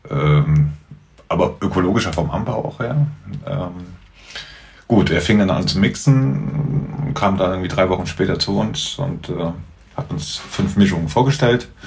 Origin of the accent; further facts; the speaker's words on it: Marburg, Hesse, Germany; ich bin Marburger. Ich bin Weidenhäuser.